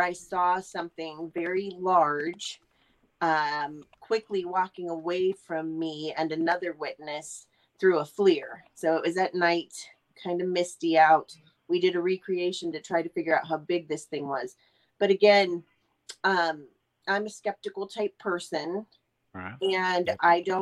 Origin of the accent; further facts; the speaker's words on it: Ohio, United States; I'm from Ohio. I live in Youngstown currently